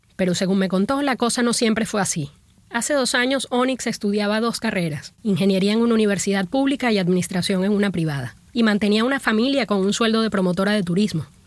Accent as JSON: {"language": "Spanish", "country": "Venezuela", "moved": "yes", "said": "me pregunta de dónde soy. Le digo que de Venezuela."}